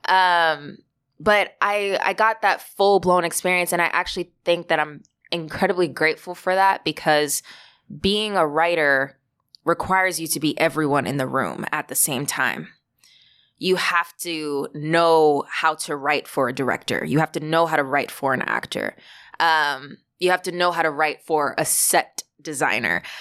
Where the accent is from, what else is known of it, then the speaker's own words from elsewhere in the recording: Valley Stream, New York, United States; I grew up in Valley Stream, Long Island